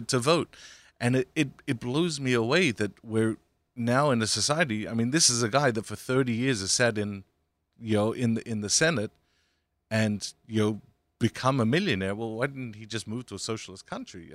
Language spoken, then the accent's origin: English; Australia; now in United States; I grew up in Australia